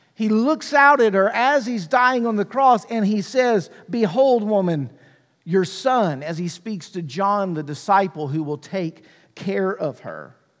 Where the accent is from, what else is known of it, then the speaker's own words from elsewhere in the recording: Mississippi, United States; I grew up in Mississippi